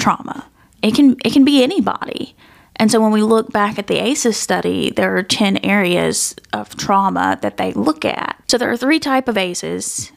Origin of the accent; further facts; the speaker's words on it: West Tennessee, United States; growing up in West Tennessee